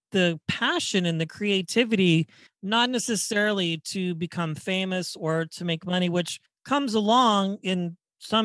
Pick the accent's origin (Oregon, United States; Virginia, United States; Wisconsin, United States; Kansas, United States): Kansas, United States; Wichita; I'm from Wichita, Kansas